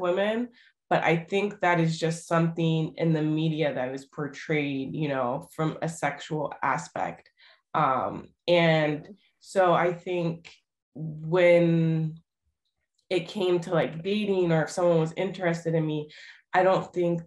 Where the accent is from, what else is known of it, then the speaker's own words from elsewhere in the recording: United States; moved away; also born or lived in Greece; I'm American